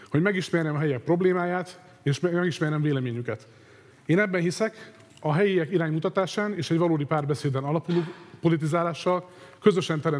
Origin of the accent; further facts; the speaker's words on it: Debrecen, Hajdú-Bihar, Hungary; 36 éves, okleveles közgazdász és mérleképes könyvelő. Tőzsgyökeres debreceniként, e városban születtem, azóta itt élek